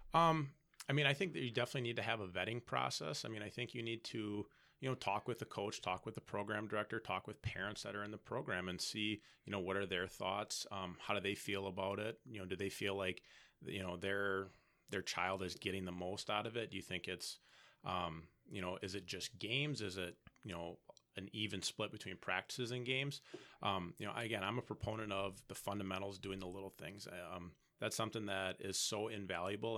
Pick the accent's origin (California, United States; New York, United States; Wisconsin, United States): Wisconsin, United States; Appleton; moved away as an adult; now in Stevens Point, United States; I'm originally from Fox Valley.